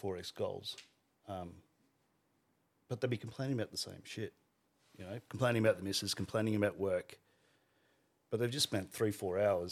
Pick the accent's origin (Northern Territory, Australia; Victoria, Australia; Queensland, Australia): Northern Territory, Australia; Alice Springs; also born or lived in Riverina, New South Wales; we were in the Riverina for primary school. And then I grew up in Alice Springs for all my high school years.